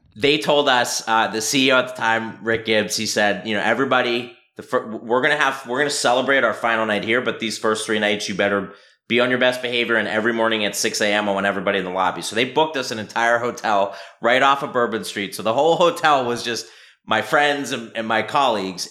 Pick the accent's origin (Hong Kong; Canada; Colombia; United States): United States; Philadelphia, Pennsylvania; also born or lived in Vermont; born and raised in Philadelphia